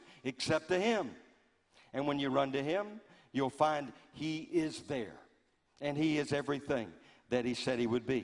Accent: Louisiana, United States; growing up in Louisiana

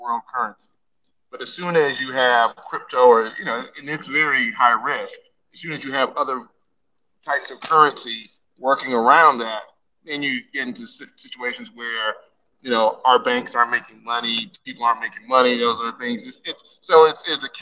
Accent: Nigeria; I'm from Nigeria, right, Todd? You know I'm Nigerian.

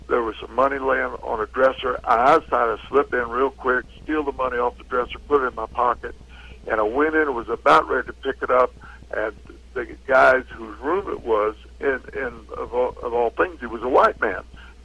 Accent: McLeansboro, Illinois, United States; moved away; I was raised in McLeansboro, all-white town, all-white county, all-white high school

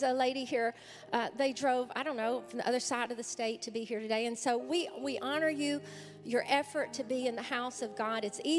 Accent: Bastrop, Louisiana, United States; now in Nashville, United States; my hometown, Bastrop, Louisiana.

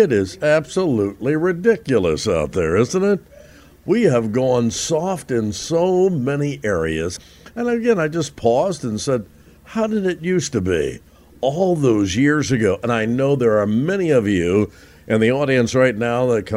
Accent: Roanoke, Indiana, United States; growing up in Roanoke, Indiana, absolutely one way, exactly 1 mile from my front door to the front door of the school, Roanoke High School

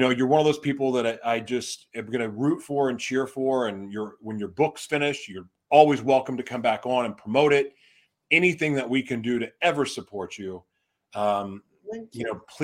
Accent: Oklahoma, United States; moved away as an adult; also born or lived in Laguna, California; there's a guy that I grew up with in Oklahoma. We went to high school together

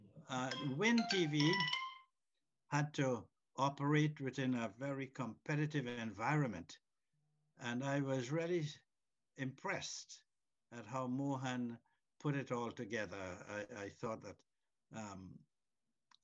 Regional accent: Trinidad & Tobago; now in Canada; a Trinidadian stroke Canadian

